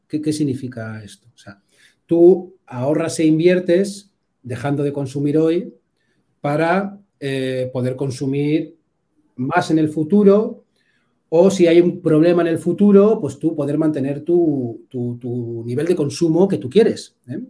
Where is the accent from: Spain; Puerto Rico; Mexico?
Spain; Bilbao, Basque Country; yo soy de Bilbao, entonces aquí somos Aitas